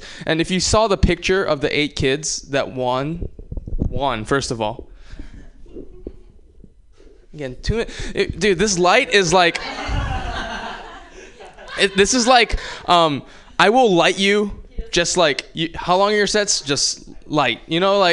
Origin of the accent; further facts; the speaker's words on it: Hawaii, United States; I'm from Hawaii